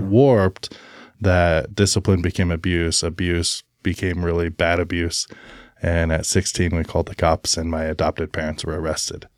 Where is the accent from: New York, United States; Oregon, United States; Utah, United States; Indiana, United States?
Oregon, United States; Albany; also born or lived in Brookings, Oregon; I was born in Albany, Oregon.